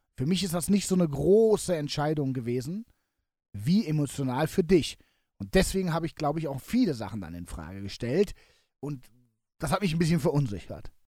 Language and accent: German; Cologne, North Rhine-Westphalia, Germany; mein Köln meine Heimatstadt ist